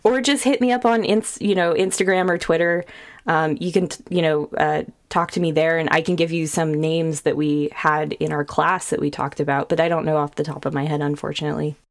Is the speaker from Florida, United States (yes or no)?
no; Sacramento, California, United States; moved away as an adult; also born or lived in Bay Area, California; now in Austin, United States; we grew up in Sacramento, but we moved to the Bay Area